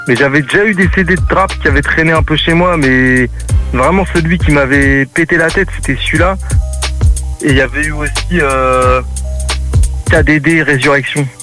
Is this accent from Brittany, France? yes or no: no; Le Havre, Normandy, France; moved away as an adult; now in Cévennes, France; je viens à la base, je viens du Havre, tu vois, en Normandie